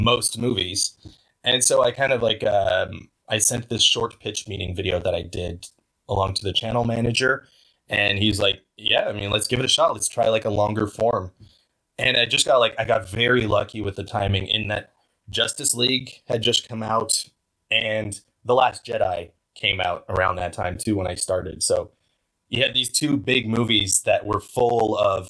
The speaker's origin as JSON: {"language": "English", "country": "Canada", "said": "I'm a Canadian guy"}